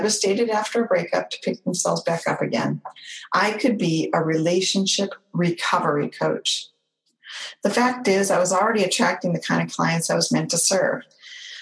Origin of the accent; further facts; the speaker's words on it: Orange County, California, United States; moved away as an adult; my hometown, Orange County, California